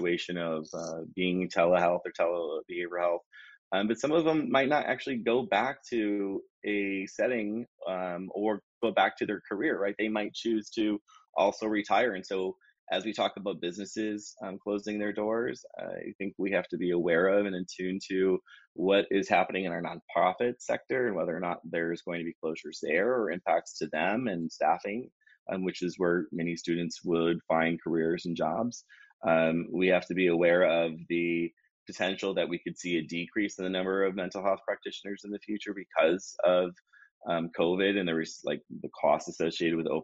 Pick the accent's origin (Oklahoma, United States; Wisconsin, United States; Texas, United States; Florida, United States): Wisconsin, United States; moved away as an adult; now in Hawaii, United States; I was originally from Wisconsin, and then after I completed my degree, I moved to Hawaii and pursued my career here